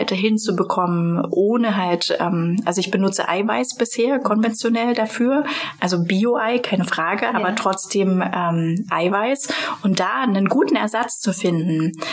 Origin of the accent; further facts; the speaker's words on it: Thuringia, Germany; moved away; also born or lived in Potsdam; ich komme gebürtig aus Thüringen, ich bin quasi mit der Bratwurst